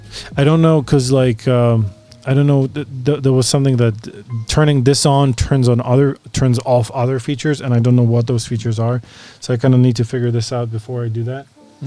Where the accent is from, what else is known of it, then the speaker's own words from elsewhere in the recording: China; I'm from China.